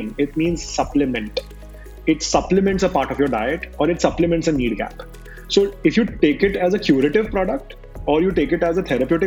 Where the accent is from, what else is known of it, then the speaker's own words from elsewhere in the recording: India; I am an Indian